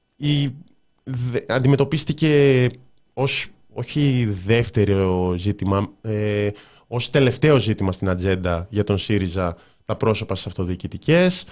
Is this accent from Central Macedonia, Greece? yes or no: yes; Thessaloniki, Central Macedonia, Greece; είμαι από Θεσσαλονίκη